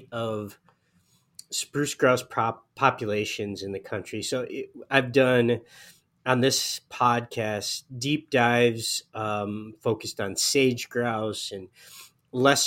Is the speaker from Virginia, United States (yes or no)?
no; Upper Peninsula of Michigan, United States; I grew up in the Upper Peninsula of Michigan